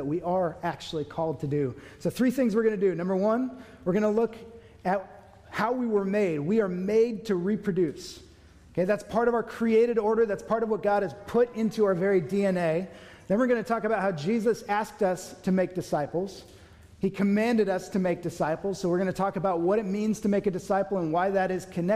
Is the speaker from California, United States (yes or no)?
yes; Newbury Park, California, United States; I grew up in Newbury Park